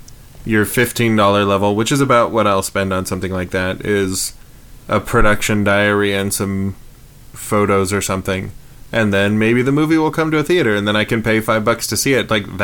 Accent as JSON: {"language": "English", "country": "Canada", "said": "and I'm Canadian"}